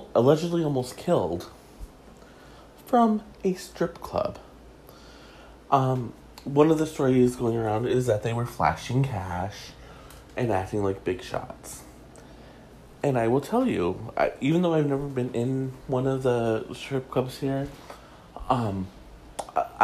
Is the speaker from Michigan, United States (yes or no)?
yes; Detroit, Michigan, United States; he's my hometown boy